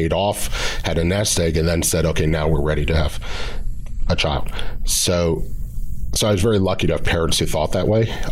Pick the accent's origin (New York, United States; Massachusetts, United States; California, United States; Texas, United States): California, United States; Pasadena; I grew up in Pasadena